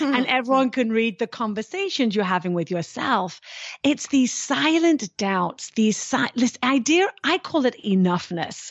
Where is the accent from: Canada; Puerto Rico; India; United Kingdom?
United Kingdom; now in United States; being British